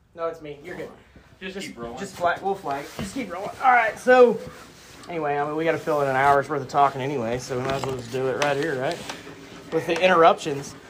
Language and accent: English; Piedmont, Oklahoma, United States; I'm from Piedmont, Oklahoma, um, born and raised